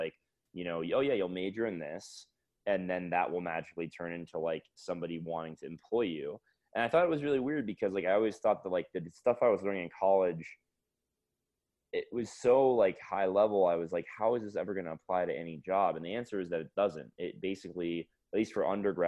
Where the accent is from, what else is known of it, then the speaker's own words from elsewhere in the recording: Fort Lauderdale, Florida, United States; moved away as an adult; also born or lived in Atlanta, Georgia / Connecticut / Seattle; now in Denver, United States; I grew up in South Florida in Fort Lauderdale